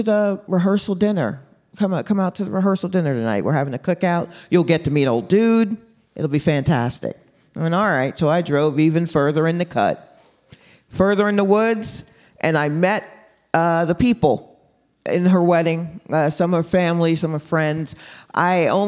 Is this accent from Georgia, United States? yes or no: yes; Stone Mountain, Georgia, United States; We grew up in Stone Mountain, Georgia